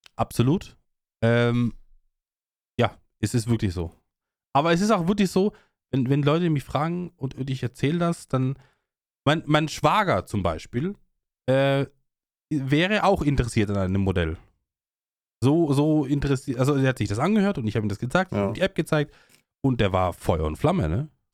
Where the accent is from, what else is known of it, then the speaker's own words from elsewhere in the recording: Austria; bei uns in Österreich